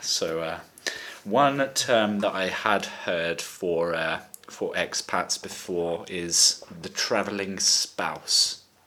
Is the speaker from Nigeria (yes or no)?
no; Brighton, South East England, United Kingdom; now in Valencia, Spain; I'm 24 from Brighton in England and now living in Valencia, Spain.